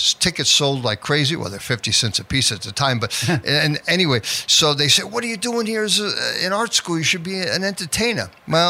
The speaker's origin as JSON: {"language": "English", "town": "Merrick", "region": "New York", "country": "United States", "tie": "born or raised there", "also_born_or_lived": "Mount Vernon, New York / Maryland", "said": "I grew up in New York. I was born in Mount Vernon, New York, and I moved to South Shore, Long Island, Merrick. And then I lived there until I went to college in Maryland."}